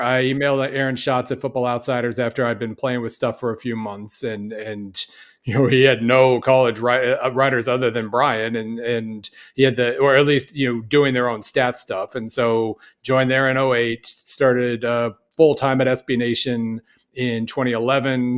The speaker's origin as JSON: {"language": "English", "region": "Oklahoma", "country": "United States", "tie": "born or raised there", "also_born_or_lived": "Missouri", "moved": "yes", "said": "I grew up in Oklahoma"}